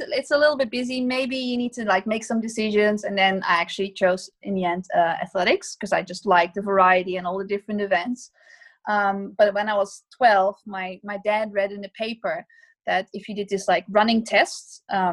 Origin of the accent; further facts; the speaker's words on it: Nijmegen, Gelderland, Netherlands; my hometown of Nijmegen